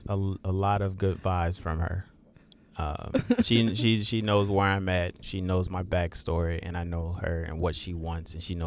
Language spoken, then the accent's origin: English; South Carolina, United States; moved away; my hometown.